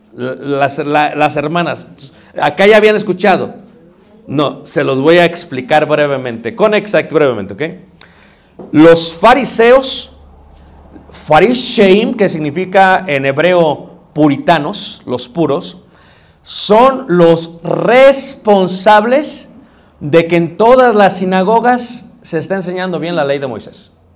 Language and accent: Spanish; Mexico City, Mexico; crecí en Ciudad de México